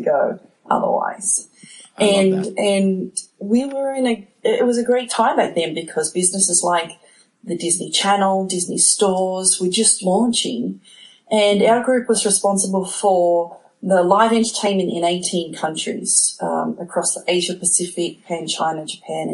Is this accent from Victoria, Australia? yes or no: no; Sydney, New South Wales, Australia; moved away as an adult; now in United States; I grew up in Sydney, Australia. And, spent my whole childhood there